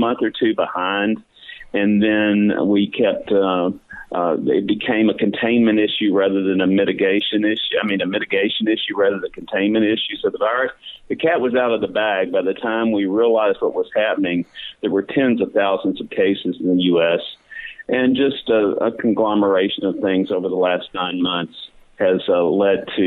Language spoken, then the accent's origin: English; Beaumont, Texas, United States; also born or lived in Dallas, Texas / New Haven, Connecticut; I grew up in Southeast Texas, the Beaumont, Port Arthur area